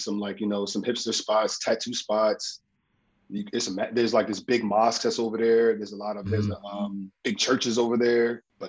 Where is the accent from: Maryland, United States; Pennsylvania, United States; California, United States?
Pennsylvania, United States; Philadelphia; also born or lived in Brooklyn; now in Los Angeles, United States; And then being from Philly, it's kind of like Brooklyn feels like Philadelphia. So it's like, it reminds me of West Philly so much.